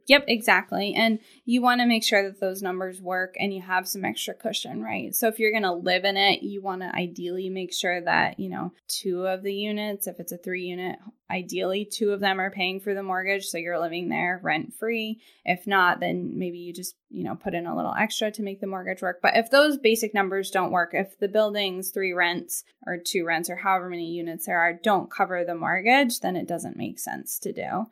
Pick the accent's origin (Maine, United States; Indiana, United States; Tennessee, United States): Maine, United States; Portland; also born or lived in Boston, Massachusetts; I grew up in Portland and went to Deering High School and then, um, left Maine